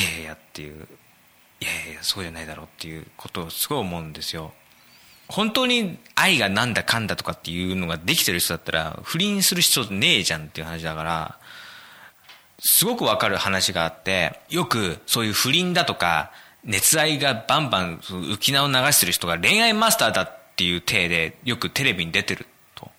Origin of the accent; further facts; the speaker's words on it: Kanagawa, Japan; 僕はですね、神奈川生まれ、神奈川育ち